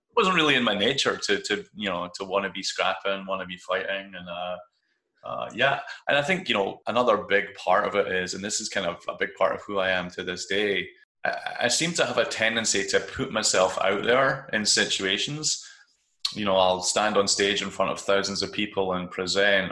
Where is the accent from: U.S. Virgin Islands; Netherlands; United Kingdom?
United Kingdom; Kirkcaldy, Scotland; moved away as an adult; also born or lived in Edinburgh; now in Bay Area, United States; I live in California now. I live in the Bay Area, uh, but I grew up in Scotland, uh, a relatively small town called Kirkcaldy